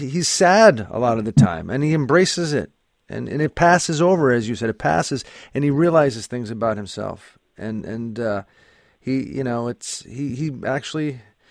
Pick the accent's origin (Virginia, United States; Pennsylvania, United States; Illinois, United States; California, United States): Pennsylvania, United States; Scranton; I'm from the same city as Joe Biden. I'm from Scranton as well